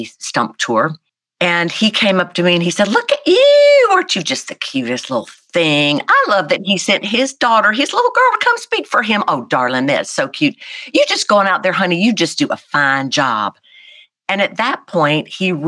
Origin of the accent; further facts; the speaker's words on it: South Carolina, United States; I'm this kid from South Carolina